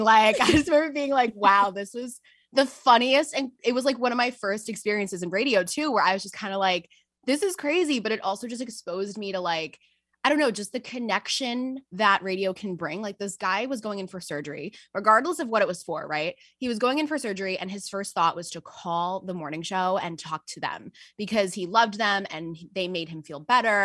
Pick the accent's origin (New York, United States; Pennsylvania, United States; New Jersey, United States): New York, United States; Westchester County; I am actually from New York. I am from Westchester County